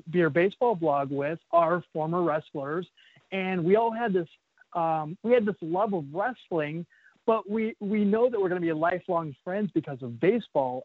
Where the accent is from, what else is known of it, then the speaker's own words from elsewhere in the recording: Phoenix, Arizona, United States; I grew up in Phoenix, Arizona